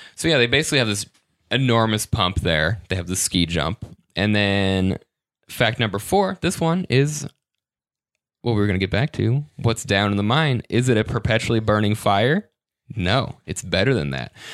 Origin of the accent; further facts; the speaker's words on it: Michigan, United States; I'm from Michigan, but I've never been to the Upper Peninsula